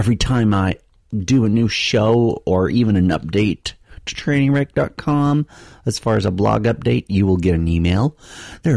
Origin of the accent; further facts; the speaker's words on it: Utah, United States; moved away; I spent a week in my home state, the state where I grew up, the state that produced me.